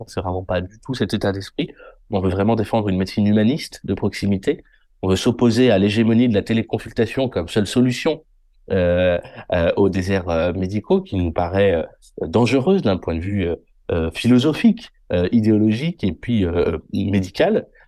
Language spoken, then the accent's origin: French; Limoges, Nouvelle-Aquitaine, France; also born or lived in Paris; Je suis né à Limoges